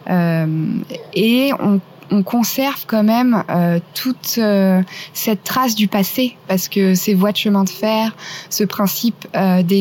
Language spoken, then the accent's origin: French; Reims, Grand Est, France; born there; je suis née à Reims et j'ai beaucoup bougé, j'ai beaucoup voyagé. Euh, et aujourd'hui, je me suis installée à Paris, ça fait environ trois ans, un peu moins.